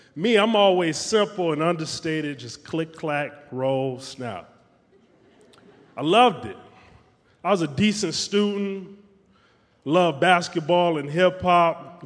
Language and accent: English; Detroit, Michigan, United States; We would flip quarters at the lunch table in high school in Detroit